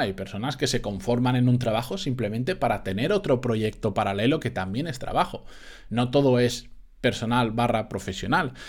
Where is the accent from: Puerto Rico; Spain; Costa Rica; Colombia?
Spain; Benidorm, Valencian Community; en Benidorm de donde soy yo